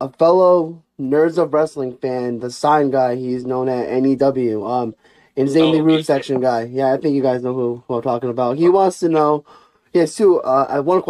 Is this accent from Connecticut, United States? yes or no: yes; New Britain, Connecticut, United States; I'm from New Britain.